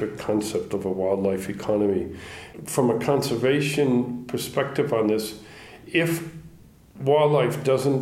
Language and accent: English; United States; also born or lived in Johannesburg, South Africa; as an American